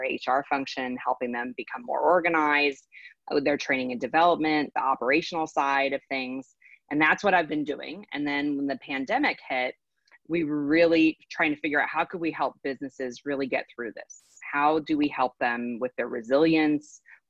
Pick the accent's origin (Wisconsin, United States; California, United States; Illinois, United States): California, United States; moved away as an adult; now in Texas, United States; I'm a transplant from California to Texas